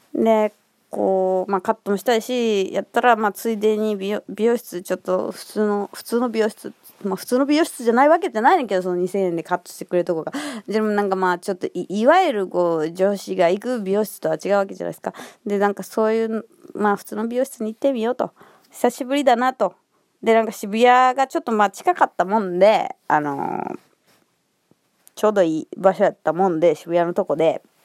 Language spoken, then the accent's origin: Japanese; Kansai, Japan; accent: Kansai intonation; 私のイントネーションで、「あ、関西の方ですか？」みたいな気づいてくれて